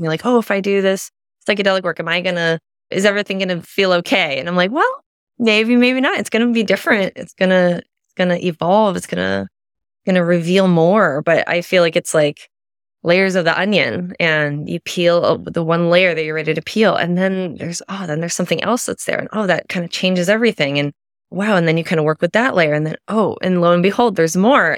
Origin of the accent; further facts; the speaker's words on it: Midwest, United States; I was raised Catholic in the Midwest, pretty conservative upbringing